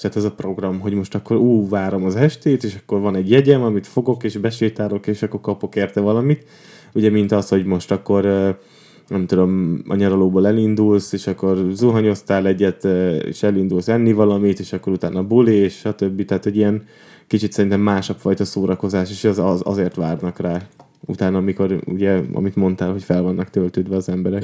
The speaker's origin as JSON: {"language": "Hungarian", "town": "Tiszaújváros", "region": "Borsod-Abaúj-Zemplén", "country": "Hungary", "tie": "born or raised there", "moved": "yes", "lives_now": "Budapest, Hungary", "said": "én Tiszaújvárosban nőttem fel"}